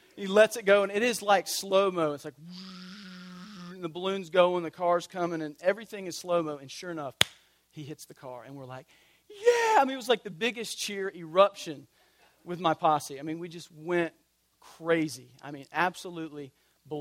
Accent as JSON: {"language": "English", "town": "Tallahassee", "region": "Florida", "country": "United States", "tie": "born or raised there", "said": "I grew up in Tallahassee, God's country"}